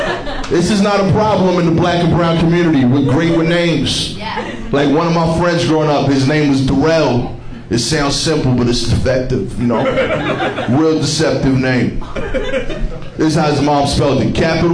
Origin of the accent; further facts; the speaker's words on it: Brooklyn, New York, United States; I'm from East New York, Brooklyn. That is not the appropriate response. For those of you that haven't been to East New York before, keep it that way.